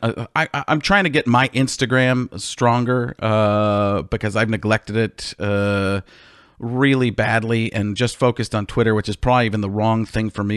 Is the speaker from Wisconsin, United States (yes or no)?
yes; Milwaukee, Wisconsin, United States; I grew up in Milwaukee